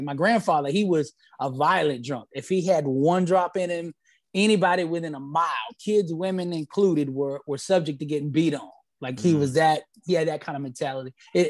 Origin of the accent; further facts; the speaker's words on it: Alabama, United States; We loved football because I'm from Alabama. That's where I was originally born.